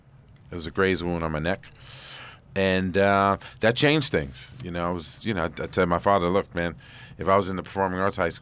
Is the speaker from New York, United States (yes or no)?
yes; New York City, New York, United States; I grew up in East Harlem